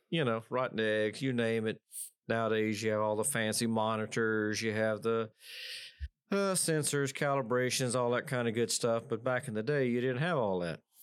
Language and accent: English; Odessa, Texas, United States; growing up in West Texas, it's nothing but broomsticks, tumbleweeds